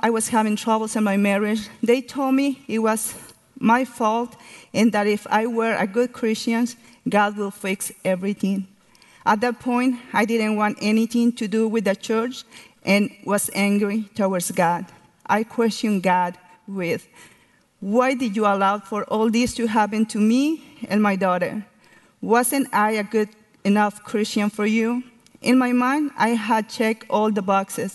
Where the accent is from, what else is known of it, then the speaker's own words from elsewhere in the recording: Mexico; English is a second language; moved away as an adult; now in Dallas, United States; I grew up in Mexico with parents